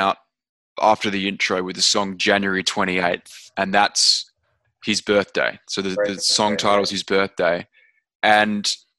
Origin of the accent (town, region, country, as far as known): Australia